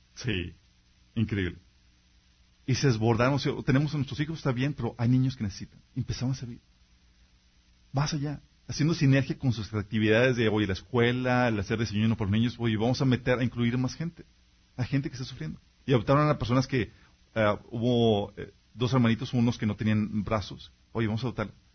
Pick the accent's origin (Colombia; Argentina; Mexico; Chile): Mexico